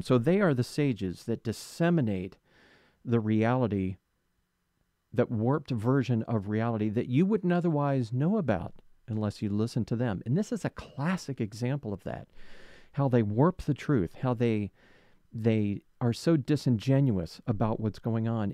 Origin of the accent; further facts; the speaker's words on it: West Palm Beach, Florida, United States; West Palm Beach, my hometown